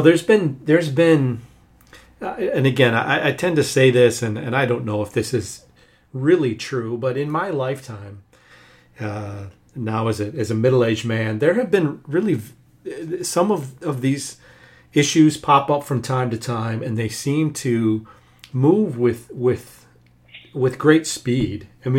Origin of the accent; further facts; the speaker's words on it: Michigan, United States; Here in my home state of Michigan